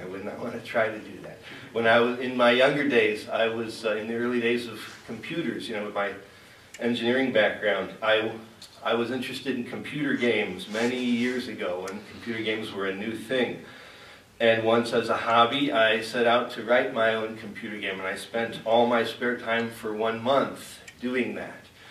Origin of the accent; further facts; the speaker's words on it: Chicago, Illinois, United States; moved away; also born or lived in Great Plains; spending 12 years out in Great Plains when I grew up in the Chicago area